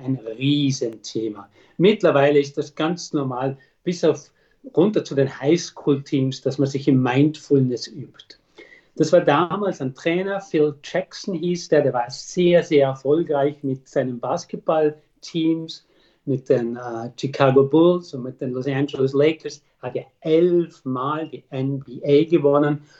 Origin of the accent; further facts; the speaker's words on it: Austria; bei uns in Österreich